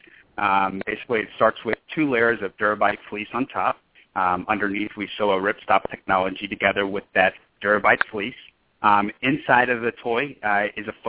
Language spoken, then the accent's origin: English; Houston, Texas, United States; moved away as an adult; also born or lived in Lawrence, Kansas / Los Angeles, California; now in Austin, United States; I'm originally from Houston, Texas